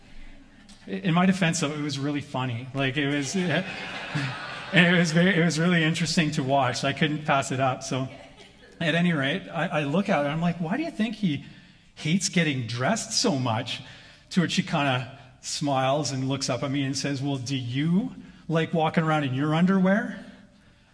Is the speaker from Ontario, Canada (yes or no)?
no; Vancouver Island, British Columbia, Canada; moved away; I grew up on Vancouver Island